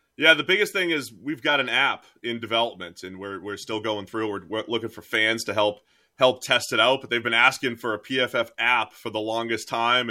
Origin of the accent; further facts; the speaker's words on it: New England, United States; I am from New England